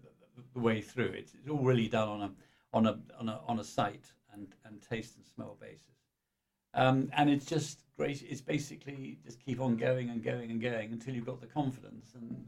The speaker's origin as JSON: {"language": "English", "town": "Cheltenham", "region": "South West England", "country": "United Kingdom", "tie": "born or raised there", "said": "was born and bred in Cheltenham."}